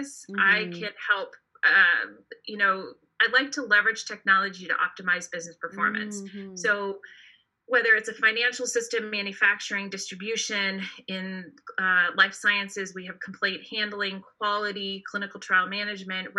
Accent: East Bay, San Francisco Bay Area, California, United States; now in Redwood City, United States; I was born in San Francisco, moved to the East Bay, and grew up in the East Bay.

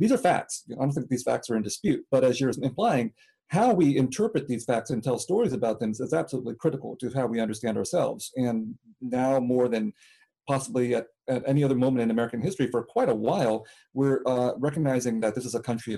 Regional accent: Vietnam; moved away; But I came from Vietnam as a refugee from the Vietnam War

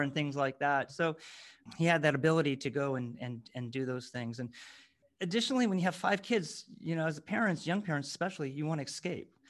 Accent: near San Francisco, California, United States; we grew up near San Francisco

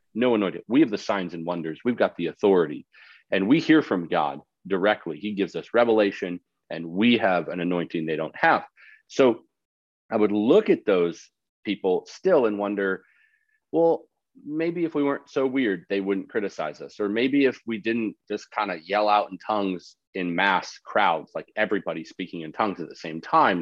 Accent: Canada; moved away; also born or lived in Dallas, Texas; And I grew up in Canada

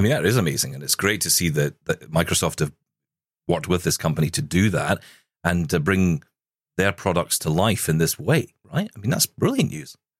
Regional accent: United Kingdom; Being British

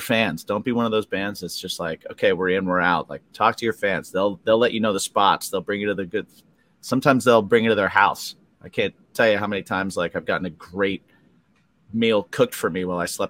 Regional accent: West Lafayette, Indiana, United States; I grew up in the Midwest. I grew up in like West Lafayette, Indiana.

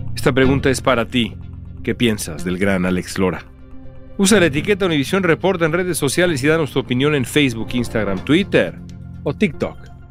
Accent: Mexico; lo chingones que somos los mexicanos

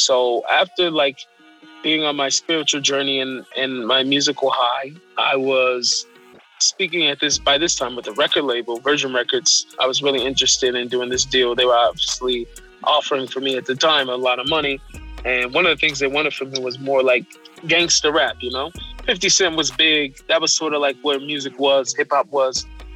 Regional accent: Seattle, Washington, United States; I was born in Seattle.

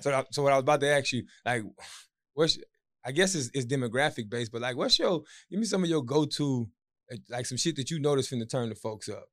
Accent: Marksville, Louisiana, United States; I'm from Marksville

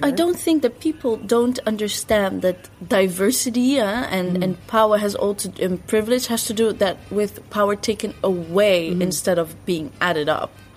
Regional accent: Netherlands; also born or lived in Morocco (ancestry); growing up in Western Europe

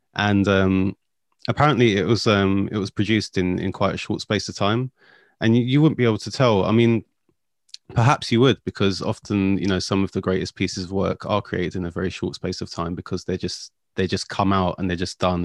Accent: London, United Kingdom; I'm from South London

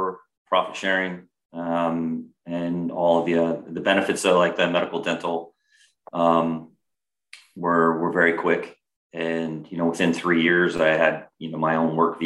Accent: California, United States; moved away as an adult; also born or lived in Massachusetts; growing up in California

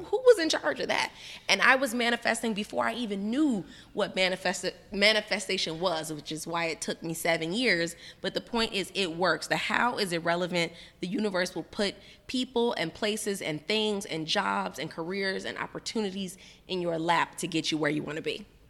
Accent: Miami, Florida, United States; us Miami folks

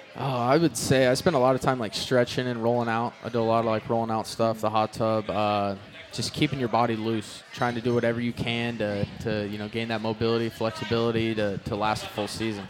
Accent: Yuba City, California, United States; north of Yuba City, where I grew up.

